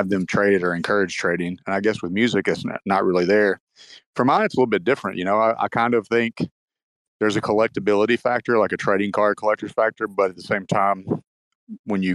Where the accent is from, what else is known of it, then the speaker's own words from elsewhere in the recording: Paducah, Kentucky, United States; now in Louisville, United States; I'm in Louisville now, so but Paducah is my hometown